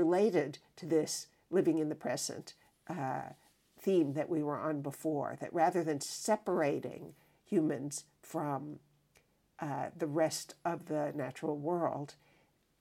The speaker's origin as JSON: {"language": "English", "country": "United States", "said": "as an American"}